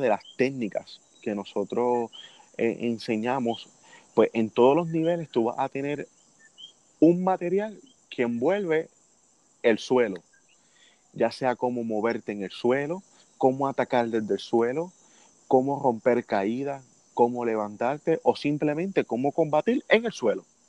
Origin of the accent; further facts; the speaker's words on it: Puerto Rico; siendo el primer puertorriqueño